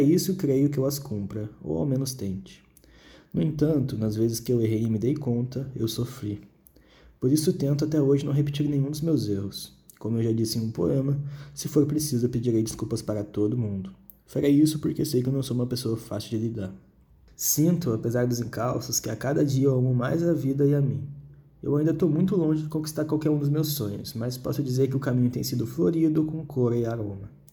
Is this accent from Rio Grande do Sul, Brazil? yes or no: yes; Porto Alegre, Rio Grande do Sul, Brazil; eu nasci em Porto Alegre